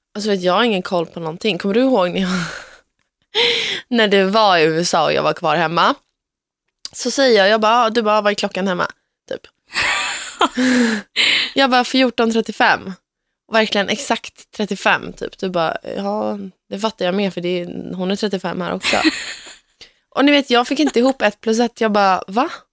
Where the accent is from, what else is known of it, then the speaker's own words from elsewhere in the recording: Sweden; now in Gothenburg, Sweden; hemma i Sverige